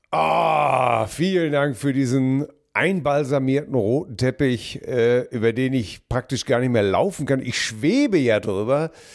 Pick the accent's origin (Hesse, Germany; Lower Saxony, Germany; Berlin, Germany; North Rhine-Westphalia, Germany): North Rhine-Westphalia, Germany; Hamm; Meine Heimat ist die Stadt Hamm